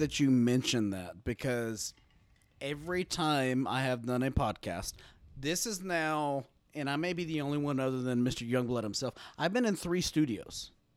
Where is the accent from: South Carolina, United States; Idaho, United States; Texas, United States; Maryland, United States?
Texas, United States; I'm from Texas.